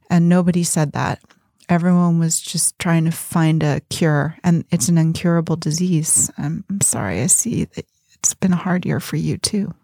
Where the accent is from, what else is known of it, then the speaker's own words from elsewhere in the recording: Berkeley, California, United States; I grew up in Berkeley